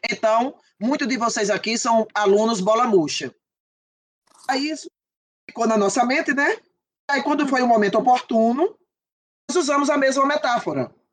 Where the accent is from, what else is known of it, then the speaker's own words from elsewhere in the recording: Northeast Region, Brazil; eles têm uma, uma ideia de que nós que somos do Nordeste, nós não temos cérebro e que nós não temos sinapses, nós não podemos ter